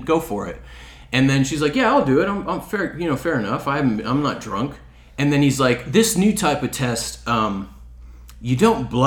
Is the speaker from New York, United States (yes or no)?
no; Chicago, Illinois, United States; moved away; also born or lived in Australia; I'm from Chicago